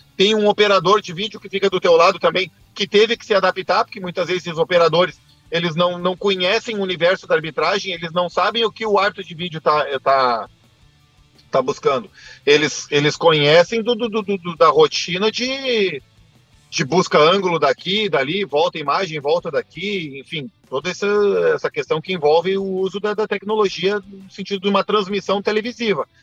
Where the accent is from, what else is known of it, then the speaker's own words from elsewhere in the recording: Rio Grande do Sul, Brazil; Eu, enquanto gaúcho